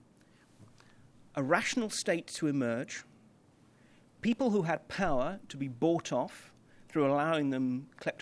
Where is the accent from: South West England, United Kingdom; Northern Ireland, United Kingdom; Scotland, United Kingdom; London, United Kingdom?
London, United Kingdom; I come from London